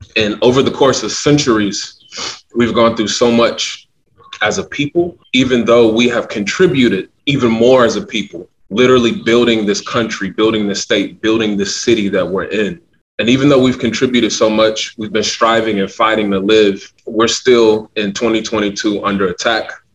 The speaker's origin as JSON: {"language": "English", "town": "Louisville", "region": "Kentucky", "country": "United States", "said": "I'm originally from the Parkland neighborhood"}